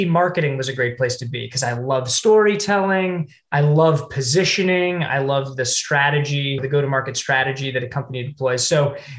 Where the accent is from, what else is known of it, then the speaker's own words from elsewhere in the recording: Ohio, United States; moved away; I am from Ohio originally